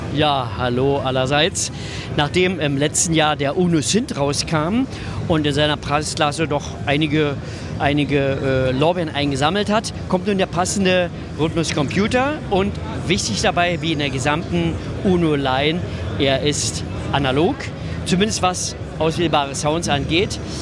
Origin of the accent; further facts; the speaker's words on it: Berlin, Germany; ich bin Berliner